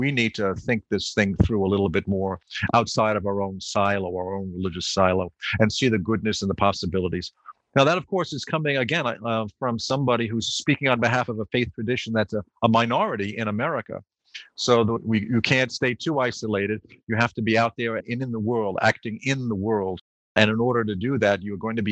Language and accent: English; New York, United States; I grew up in New York